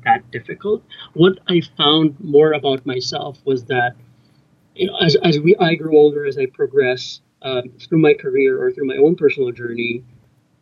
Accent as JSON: {"language": "English", "town": "Cebu", "region": "Central Visayas", "country": "Philippines", "tie": "born or raised there", "also_born_or_lived": "Manila, Philippines / Edinburgh, United Kingdom", "moved": "as an adult", "said": "I grew up in the Philippines in a small town called Cebu"}